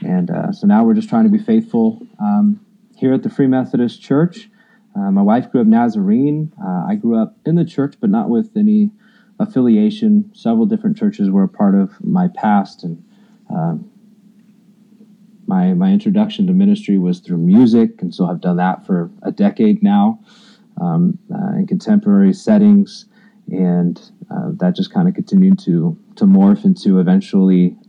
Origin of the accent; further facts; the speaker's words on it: Kansas, United States; I grew up in Kansas and currently live in Kansas